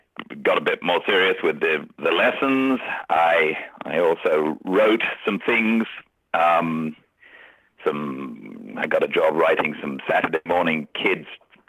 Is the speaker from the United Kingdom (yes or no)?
yes; England, United Kingdom; I think being English is lucky in some of those jobs.